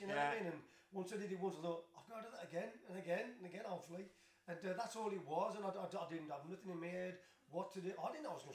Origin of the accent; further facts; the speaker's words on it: Tipton, West Midlands, United Kingdom; I'm from Tipton, local lads